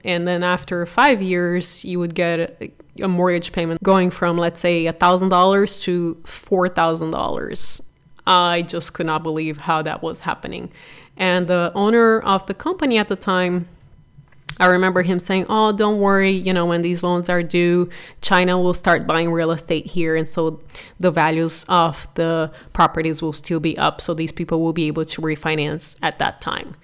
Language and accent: English; Brazil; English is a second language; moved away as an adult; also born or lived in San Jose, United States; now in United States; I am originally from Brazil and was very blessed to come here at eighteen